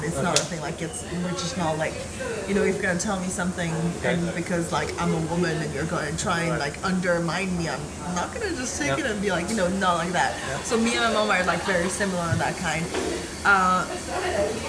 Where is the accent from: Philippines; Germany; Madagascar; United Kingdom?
Madagascar; now in Thailand; I come from Madagascar